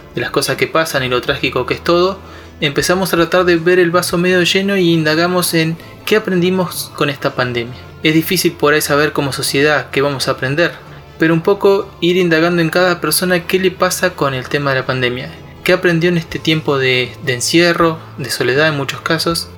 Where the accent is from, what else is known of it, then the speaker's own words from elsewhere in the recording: Neuquén, Argentina; soy de Neuquén Capital, Patagonia, Argentina.